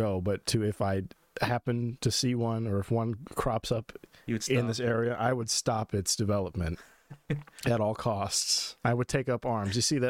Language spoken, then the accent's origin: English; Stafford, Virginia, United States; and we're in Stafford now. This is my home town. I wasn't born here, no, but I've been in Stafford, or like the surrounding, like Triangle area, for I don't know, since I was like 3 or 4, something like that. So definitely raised here.